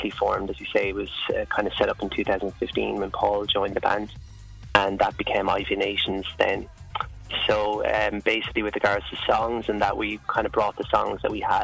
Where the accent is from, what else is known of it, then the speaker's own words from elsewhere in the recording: Ireland; living and growing up in Ireland